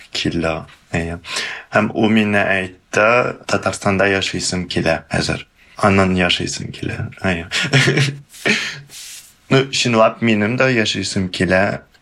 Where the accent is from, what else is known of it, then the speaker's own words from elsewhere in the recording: Kazakhstan; екі ватанымыз бар бірінші ватан бұл тарихи ватан татарстан а екінші ол туған жер ватан қазақстан